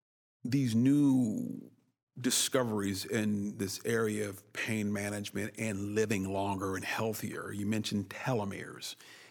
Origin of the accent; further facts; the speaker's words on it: Oakland, California, United States; also born or lived in Berkeley; I grew up in Berkeley in Oakland, California